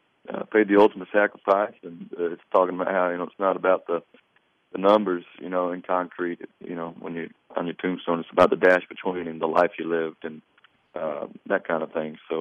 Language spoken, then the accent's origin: English; North Carolina, United States; I'm from North Carolina